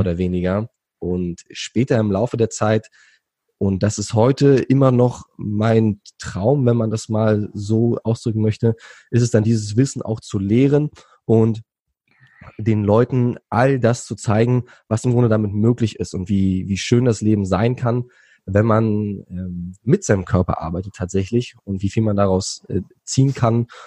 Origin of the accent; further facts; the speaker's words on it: Berlin, Germany; moved away as an adult; also born or lived in Thailand; Ich bin gebürtiger Berliner